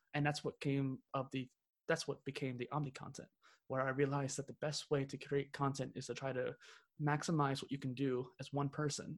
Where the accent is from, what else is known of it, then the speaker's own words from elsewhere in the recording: central Missouri, United States; I'm from the Midwest of the Midwest, so basically central Missouri